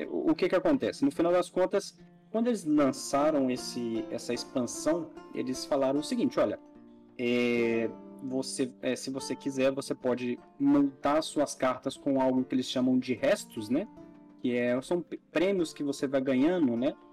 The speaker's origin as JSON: {"language": "Portuguese", "country": "Brazil", "said": "nós somos brasileiros"}